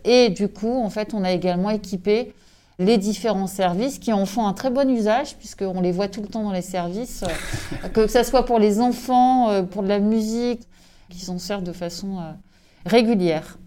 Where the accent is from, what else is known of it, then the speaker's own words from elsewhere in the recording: Brittany, France; also born or lived in Corsica; je suis bretonne, je suis née ici, je vis ici.